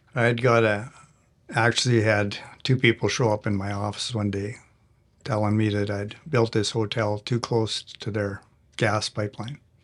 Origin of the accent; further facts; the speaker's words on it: Canada; I'm a Canadian